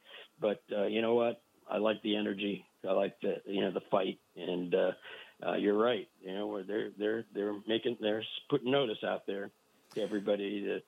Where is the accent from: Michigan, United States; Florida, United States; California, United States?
California, United States; Bay Area; now in Southern California, United States; I grew up in the Bay Area.